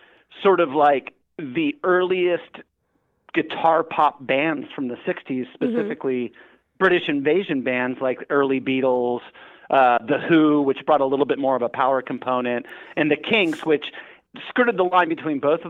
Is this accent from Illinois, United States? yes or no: no; Redondo Beach, Hermosa Beach, Manhattan Beach area, Southern California, United States; Growing up in Southern California in the 80s, I grew up in the Redondo Beach, Hermosa Beach, Manhattan Beach area.